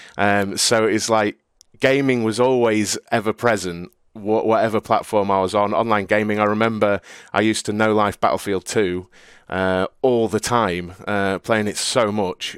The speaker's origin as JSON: {"language": "English", "town": "Cleethorpes", "region": "East Midlands", "country": "United Kingdom", "tie": "born or raised there", "said": "I grew up in Cleethorpes in Lincolnshire in the U K."}